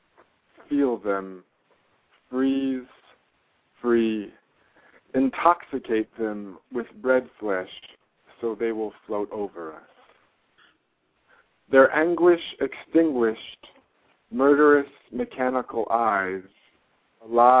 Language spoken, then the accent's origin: English; New York City, New York, United States; I was raised in Park Slope, Brooklyn